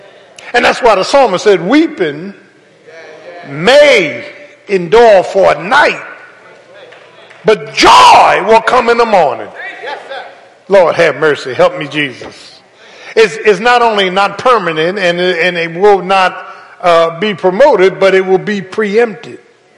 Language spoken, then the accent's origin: English; Philadelphia, Pennsylvania, United States; I'm from South Philly, Doc. We know how to sin.